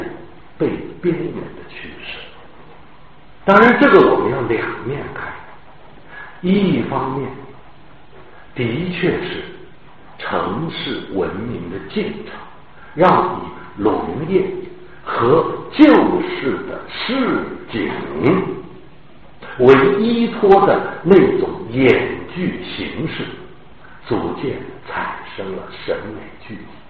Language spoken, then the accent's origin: Chinese; northern Jiangsu, China; moved away as an adult; now in Shanghai, China; 我在江苏苏北长大